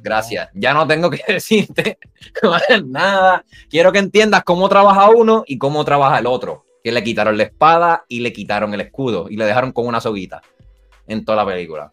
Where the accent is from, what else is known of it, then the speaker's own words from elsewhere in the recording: Puerto Rico; Nosotros nacimos en Puerto Rico